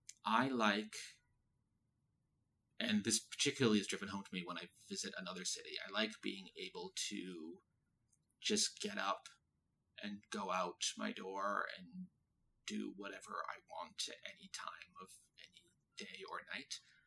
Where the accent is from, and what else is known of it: Boston, Massachusetts, United States; now in New York, United States